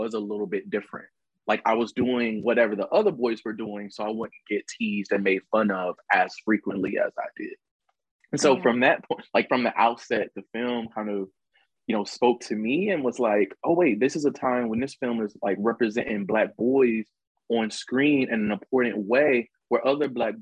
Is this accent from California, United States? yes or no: no; Mobile, Alabama, United States; growing up in Mobile, Alabama